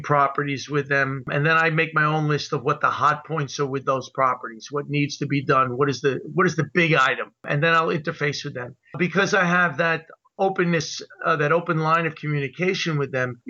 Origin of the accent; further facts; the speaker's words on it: New York, United States; now in Milford, United States; growing up in New York, at one point I was trying to be an actor in New York